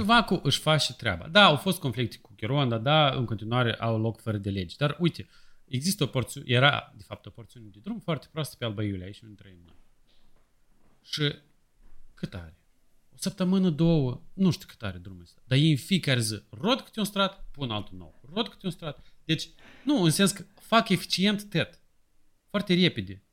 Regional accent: Moldova; moved away

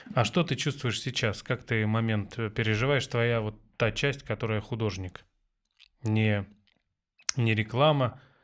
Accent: Tver, Tver Oblast, Russia; moved away; я из Твери

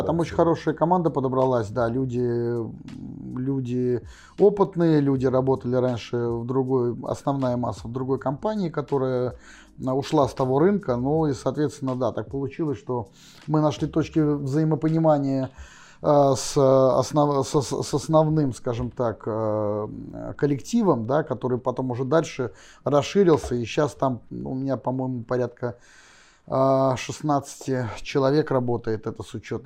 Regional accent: Saint Petersburg, Russia; родился в Питере, я коренной петербуржец

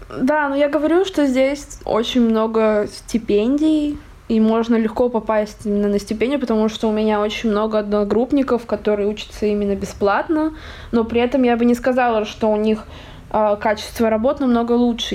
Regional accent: Russia; moved away as an adult; now in Barcelona, Spain; я из России, я тоже из России

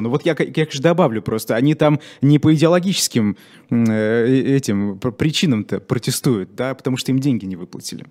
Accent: Ufa, Bashkortostan, Russia; moved away as an adult; now in Moscow, Russia; я сам из Башкирии и э, переехал год назад в Москву.

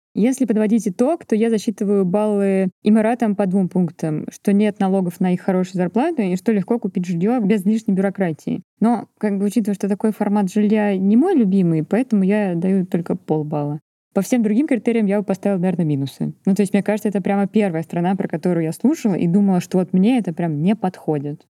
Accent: Volgograd, Volgograd Oblast, Russia; я родилась и выросла в Волгограде, в жилгородке

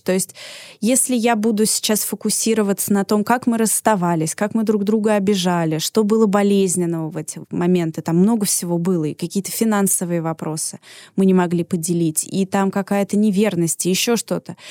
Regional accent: Moscow, Russia; also born or lived in Paris; Я закончила очень крутую детскую художественную школу имени Серова, одну из лучших в Москве

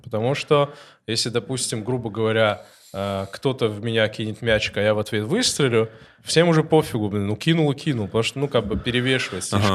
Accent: North Caucasus, Russia; Russian is a second language; now in Moscow, Russia; я с Кавказа, вы с Кавказа, сколько лет живу

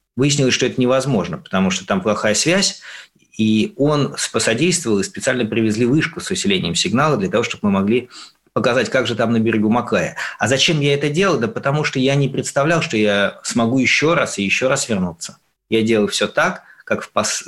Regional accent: Russia; я из России

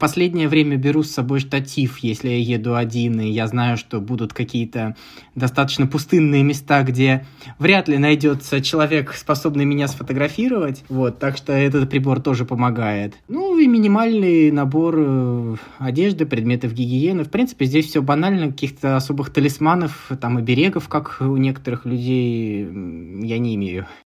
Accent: Tver Oblast, Russia; now in Moscow, Russia; Тверской области, откуда я родом

